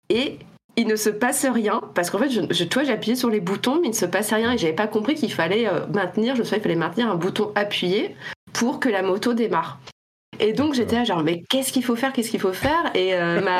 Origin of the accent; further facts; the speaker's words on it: Reims, Grand Est, France; je dis de Reims. Voilà, je viens de Reims. parce que c'est là où j'ai vécu le plus longtemps avant, avant ma vie d'adulte.